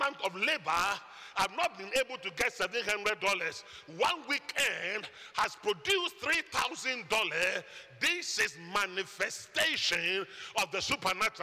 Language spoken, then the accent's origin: English; Ghana; moved away; I'm from Ghana and not Guyana.